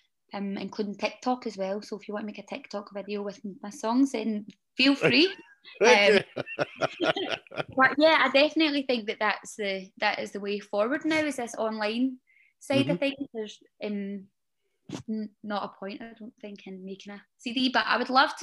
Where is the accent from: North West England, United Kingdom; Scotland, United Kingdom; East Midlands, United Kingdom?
Scotland, United Kingdom; Glasgow; moved away; I'm from Glasgow. Almost central Glasgow